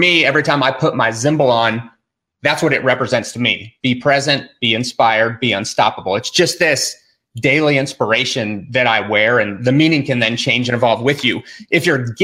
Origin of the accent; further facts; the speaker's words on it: Durango, Colorado, United States; we're from Durango, Colorado. It's like southwestern corner of Colorado